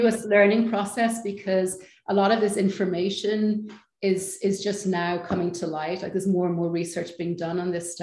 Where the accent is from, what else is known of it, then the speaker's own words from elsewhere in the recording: Ireland; moved away; also born or lived in Amsterdam / London; I'm Irish